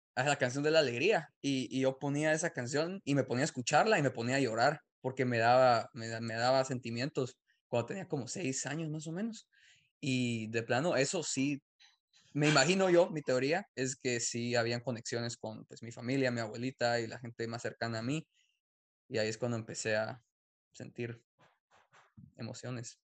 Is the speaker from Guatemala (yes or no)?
yes; Guatemala; now in United States; yo nací en Guatemala